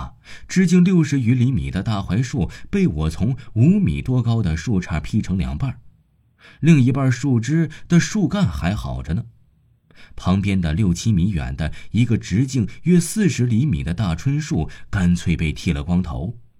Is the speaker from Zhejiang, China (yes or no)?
no; Liquan, Shaanxi, China; 我的老家在陕西省礼泉县北屯乡太阳村。